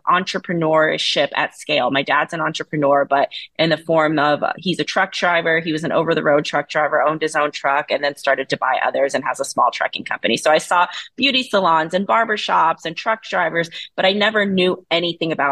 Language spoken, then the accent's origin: English; Fayetteville, North Carolina, United States; moved away; So I grew up in a small town in North Carolina. I'm from Fayetteville, North Carolina.